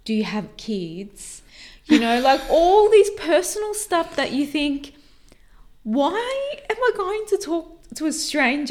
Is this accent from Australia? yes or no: yes; Australia; we said, Australia